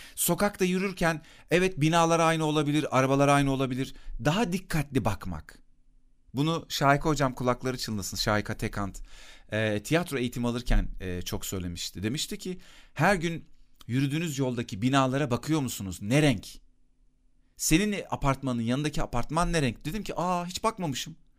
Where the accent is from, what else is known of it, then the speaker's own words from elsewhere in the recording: Akyazı, Sakarya, Turkey; küçükken benim bulunduğum mahallede Akyazı'da